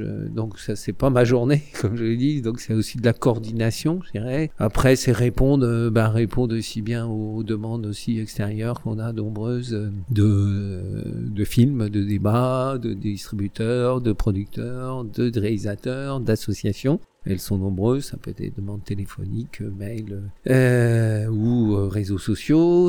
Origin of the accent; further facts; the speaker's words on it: Guingamp, Brittany, France; moved away as an adult; now in Rennes, France; je suis venu ici pour mes études de sociologie, donc je suis décoloriste des Côtes d'Armor